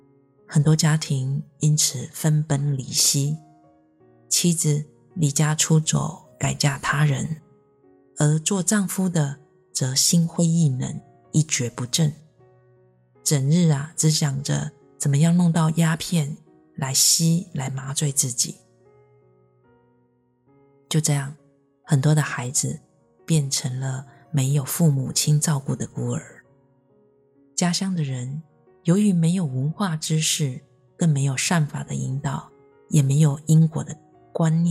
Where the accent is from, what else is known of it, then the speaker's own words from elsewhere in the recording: Myanmar; 我的故乡在一个缅甸非常偏僻的乡下，在那里呢，大多数的人连佛法是什么都不知道。尽管我们也拜佛，但只是一般的民间信仰罢了。